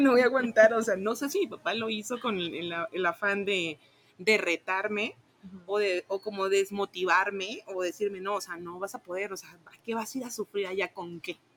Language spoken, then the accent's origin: Spanish; Tabasco, Mexico; moved away as an adult; now in Guadalajara, Mexico; soy originaria de Tabasco, entonces yo hice como un cambio de venirme de, Tabasco a, Guadalajara